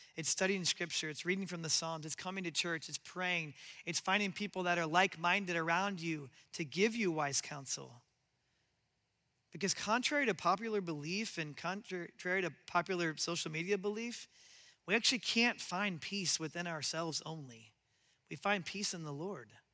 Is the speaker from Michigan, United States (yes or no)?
no; Omaha, Nebraska, United States; I grew up in Nebraska and Omaha